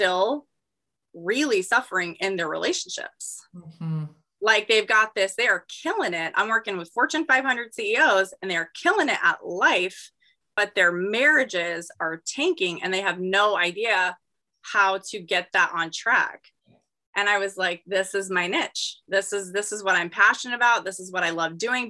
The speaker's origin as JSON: {"language": "English", "town": "Gilbert", "region": "Arizona", "country": "United States", "tie": "born or raised there", "said": "I'm born and raised in Arizona"}